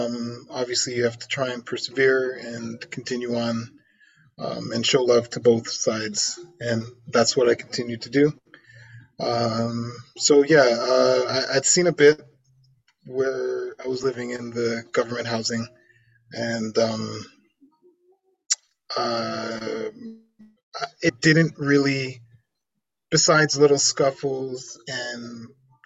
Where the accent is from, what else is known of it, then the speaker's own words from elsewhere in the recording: Vaughan, Ontario, Canada; also born or lived in Toronto; we moved to the sticks out in Vaughan. Growing up in Vaughan was good